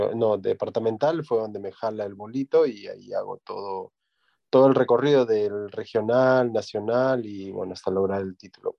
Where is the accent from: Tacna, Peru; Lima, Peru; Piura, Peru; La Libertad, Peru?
Tacna, Peru; moved away as an adult; also born or lived in Ica; now in Trujillo, Peru; nací en Ica, pero al año me fui a vivir a Tacna porque mi padre es de Tacna. Y bueno, hice toda mi, mi carrera futbolística desde mis inicios en Tacna